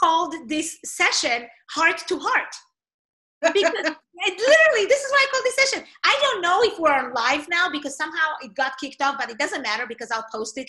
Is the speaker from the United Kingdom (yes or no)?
no; Israel; English is a second language; moved away; You know, I came from Israel. I did not know many people. You know, I'm, you know, like you, my English was not my first language.